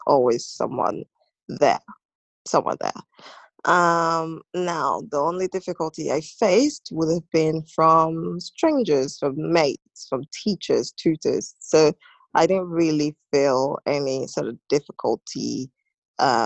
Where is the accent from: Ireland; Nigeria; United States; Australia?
Nigeria; now in United Kingdom; Growing up in Nigeria